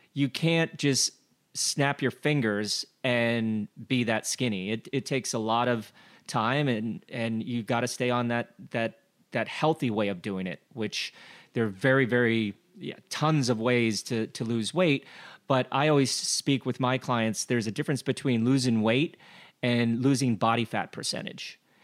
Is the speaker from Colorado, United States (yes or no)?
yes; Glenwood Springs, Colorado, United States; I grew up in Glenwood Springs, Colorado, where the only fish that we had was rainbow trout